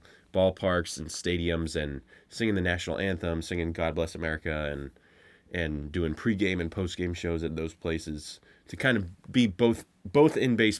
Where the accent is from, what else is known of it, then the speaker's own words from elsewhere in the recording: Pennsylvania, United States; I grew up in Pennsylvania.